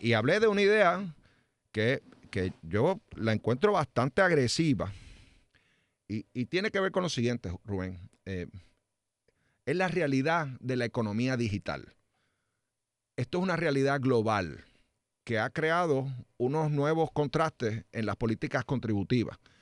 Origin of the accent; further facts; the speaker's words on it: Trujillo Alto, Puerto Rico; Trujillo Alto, que es mi pueblo